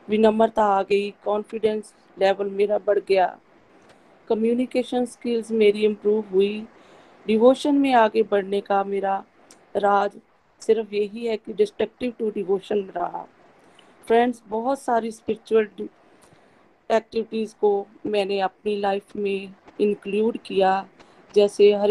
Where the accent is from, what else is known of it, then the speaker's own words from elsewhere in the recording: Batala, Punjab, India; मैं बटाला से बिलोंग करती हूँ